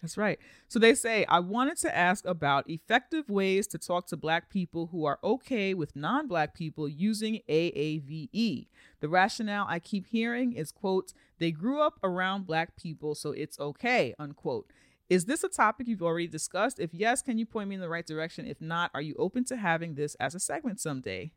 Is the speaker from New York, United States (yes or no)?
yes; New York, United States; I'm a New Yorker